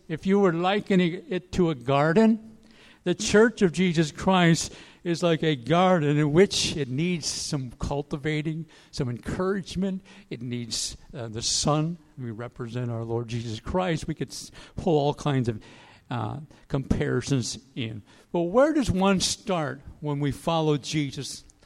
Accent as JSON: {"language": "English", "town": "Aiken", "region": "South Carolina", "country": "United States", "tie": "born or raised there", "said": "my hometown, Aiken"}